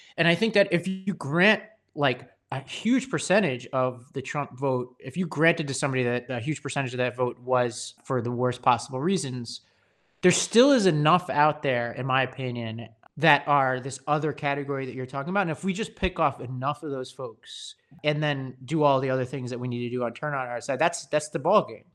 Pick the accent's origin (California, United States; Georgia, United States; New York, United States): New York, United States; New York City; I grew up on Staten Island, New York